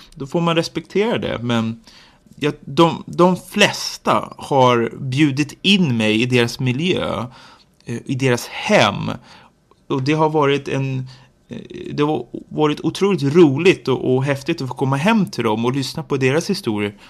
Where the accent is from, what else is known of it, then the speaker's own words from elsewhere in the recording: Nacka, Stockholm County, Sweden; now in Jordbro, Sweden; jag kommer från Nacka kommun men bor i Jordbro nu, Haninge kommun